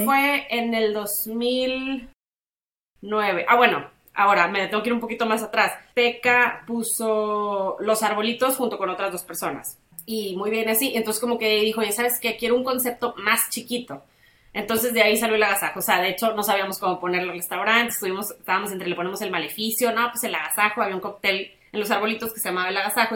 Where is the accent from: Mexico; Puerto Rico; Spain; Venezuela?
Mexico; Tampico, Tamaulipas; now in Monterrey, Mexico; mis amigas de toda la vida sí viven aquí algunas, pero pues todos somos de Tampico